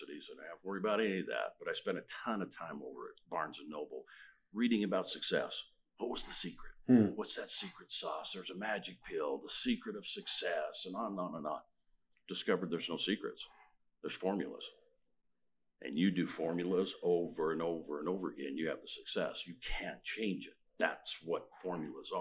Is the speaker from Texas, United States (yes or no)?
no; Murray, Utah, United States; 63 years in Utah, born and raised. Murray, graduated Murray High School